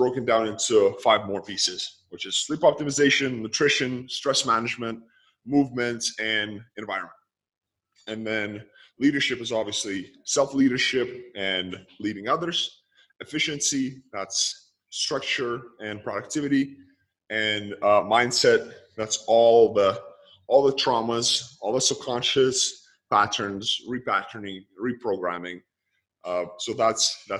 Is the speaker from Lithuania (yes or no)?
yes; Lithuania; born or raised there; moved away